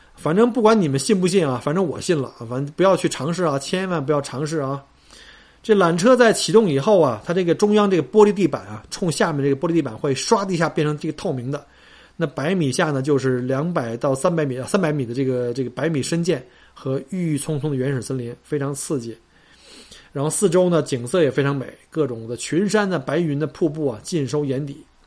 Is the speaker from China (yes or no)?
no; Melbourne, Victoria, Australia; 我们墨尔本人老是以自己是最宜居城市冠军七年哈，呃，自居